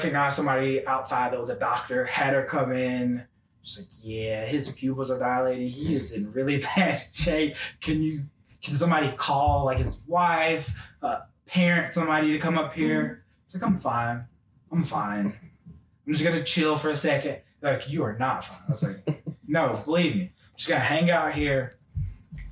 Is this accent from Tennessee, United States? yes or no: yes; Memphis, Tennessee, United States; moved away as an adult; also born or lived in Knoxville, Tennessee; I'm from Memphis, Tennessee, born and raised.